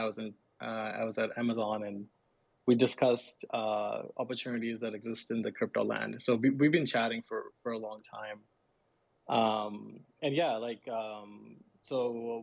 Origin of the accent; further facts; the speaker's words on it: Pakistan; moved away as an adult; now in United States; I'm originally from Pakistan, and I grew up there, but moved to US like 6 years ago